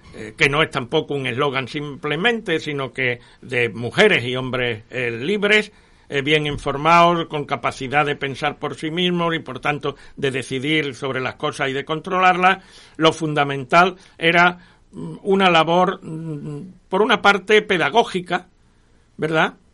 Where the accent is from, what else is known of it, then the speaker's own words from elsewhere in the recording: Andalusia, Spain; algunos andaluces